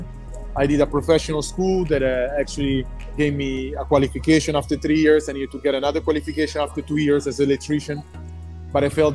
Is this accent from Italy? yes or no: yes; Milan, Lombardy, Italy; moved away as an adult; I was born and raised in Italy, as you already mentioned, from an Italian mother and a Ghanaian father